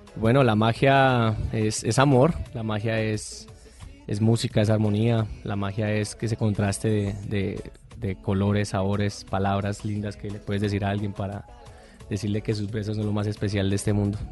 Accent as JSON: {"language": "Spanish", "town": "Bogotá", "region": "Bogotá Capital District", "country": "Colombia", "tie": "born or raised there", "also_born_or_lived": "Puerto López, Meta", "said": "nazco en un pueblo que se llama Puerto López Meta, pero me crié acá en Bogotá"}